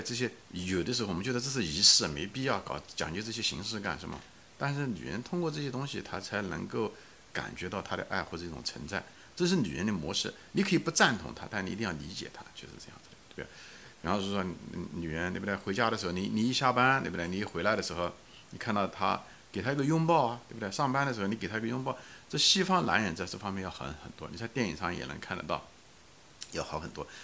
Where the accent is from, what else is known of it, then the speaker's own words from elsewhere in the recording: China; 我们中文因为比较含蓄